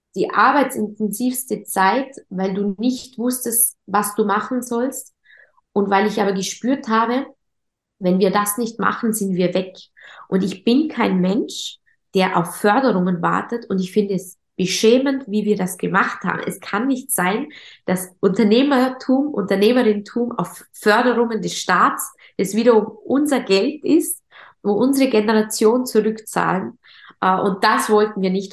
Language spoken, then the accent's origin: German; Vorarlberg, Austria; accent: Vorarlberg dialect; Wie man an meinem Dialekt hört und immer hören wird, bin ich äh, eine, eine Vorarlbergerin, eine stolze Vorarlbergerin